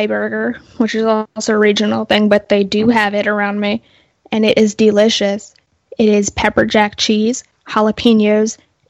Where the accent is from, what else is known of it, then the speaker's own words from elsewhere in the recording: Delaware, United States; It started in my home state of Delaware.